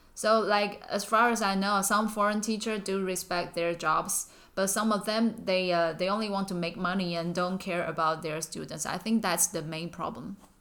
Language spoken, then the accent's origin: English; Taichung, Taiwan; moved away as an adult; now in Taipei, Taiwan; I'm actually from Taichung